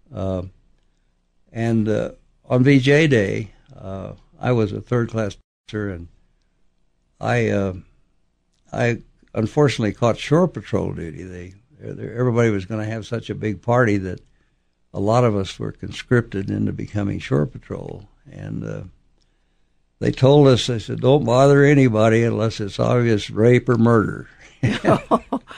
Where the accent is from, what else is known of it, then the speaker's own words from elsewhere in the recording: Oklahoma, United States; I was born. I grew up in Oklahoma